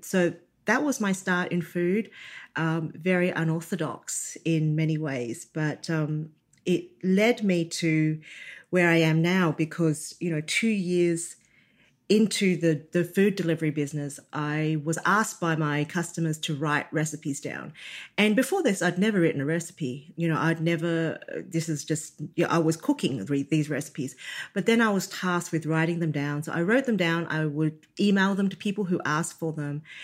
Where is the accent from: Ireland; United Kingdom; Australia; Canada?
Australia; growing up being born in Australia to um, Chinese parents